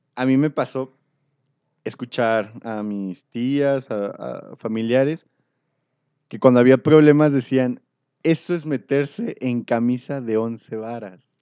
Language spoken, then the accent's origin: Spanish; Mexico; antes era muy común como mexicano ir a comprar al mercado.